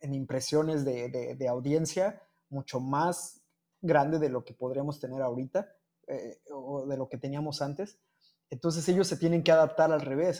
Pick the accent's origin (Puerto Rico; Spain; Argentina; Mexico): Mexico; also born or lived in Cancún, Mexico; Sigo siendo el único mexicano